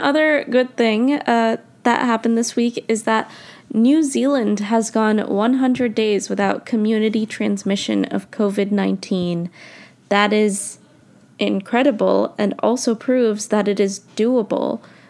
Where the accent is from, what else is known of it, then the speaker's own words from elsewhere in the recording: United States; I grew up in America.